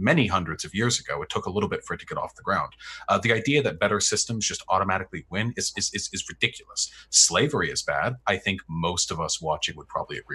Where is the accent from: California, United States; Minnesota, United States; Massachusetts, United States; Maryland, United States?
California, United States; Beverly Hills; my hometown of Beverly Hills